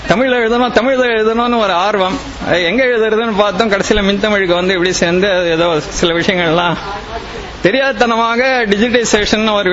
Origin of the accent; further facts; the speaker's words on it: Chennai, Tamil Nadu, India; சென்னை தான் என்னோட சொந்த ஊர் எத்திராஜ் மகளிர் கல்லூரியில முனைவர் பட்டத்துக்காக படிச்சுக்கிட்டு இருக்கேன்